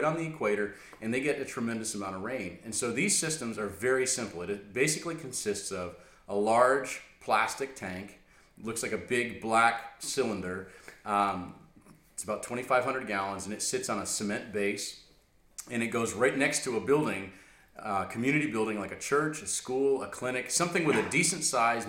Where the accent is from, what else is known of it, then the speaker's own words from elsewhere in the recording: United States; as an American